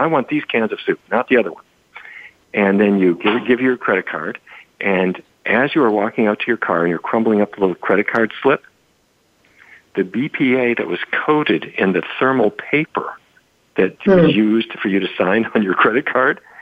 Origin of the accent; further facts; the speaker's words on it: Fargo, North Dakota, United States; When I was a kid growing up in Fargo